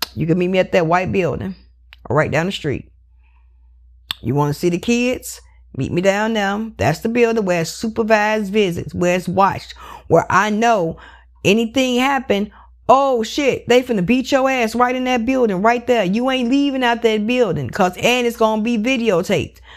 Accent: Chicago, Illinois, United States; I grew up in Chicago, West Side.

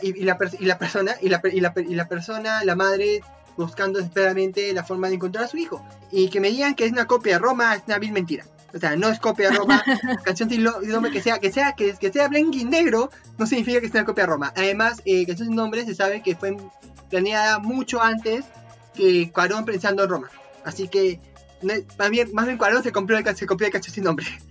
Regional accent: Peru; soy peruano y realmente me gusta apoyar el arte que se fabrica acá en Perú

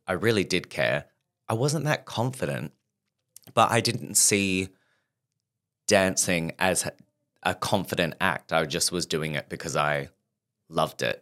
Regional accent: Perth, Western Australia, Australia; moved away as an adult; now in London, United Kingdom; growing up in Perth

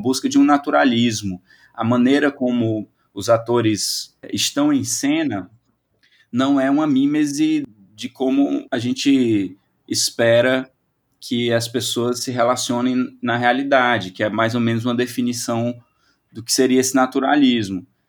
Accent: Brazil; nós brasileiros

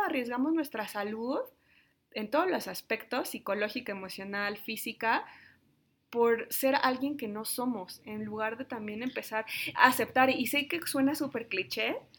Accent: Mexico; yo soy de México

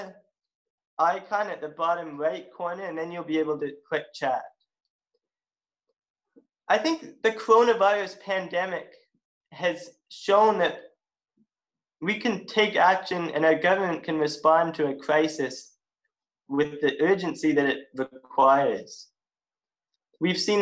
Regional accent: West Grey, Ontario, Canada; also born or lived in Halifax, Nova Scotia; now in Owen Sound, Canada; I was raised in Halifax, and I was raised in West Grey. And now I live in the great city of Owen Sound

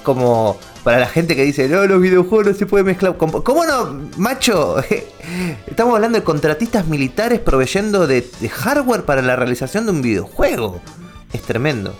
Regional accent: Ramos Mejía, Buenos Aires Province, Argentina; toda mi infancia la vivía en Ramos Mejía

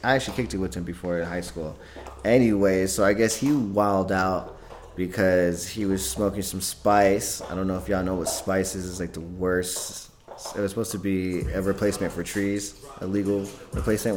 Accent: California, United States; moved away; I'm not from here. I'm from California, or I was originally grew up in California

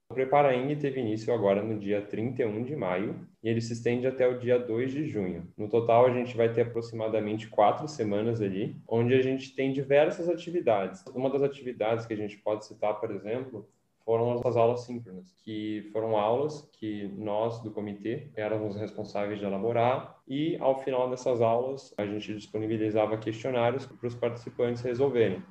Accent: São Paulo, Brazil; sou natural de São Paulo

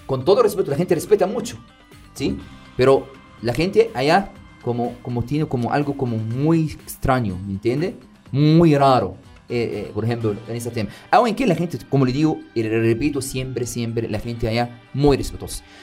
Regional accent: Middle East, Qatar; Spanish is a second language; La verdad, como soy árabe, soy del Medio Oriente, le quiero decir bienvenidas y bienvenidos a Qatar.

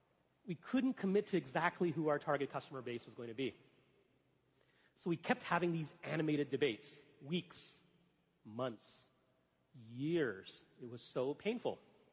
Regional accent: Gujarat, India; moved away; also born or lived in Alabama, United States; I'm originally from the state of Gujarat in India. Shout out to the folks from Gujarat. My family. I moved to Alabama from India, and I Alabamian for 10 years.

